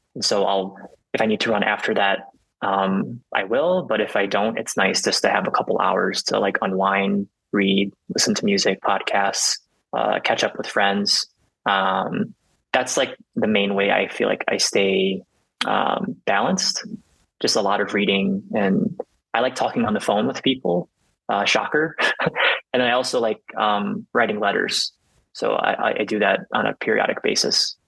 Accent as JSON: {"language": "English", "region": "Illinois", "country": "United States", "moved": "as an adult", "said": "most of my family is based in um, Illinois. So like, this was the first time for me to like move away from home"}